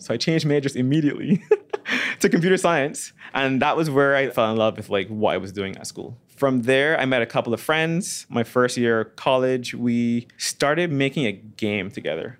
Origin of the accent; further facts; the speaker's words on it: Barbados; moved away; my dad runs a computer company in Barbados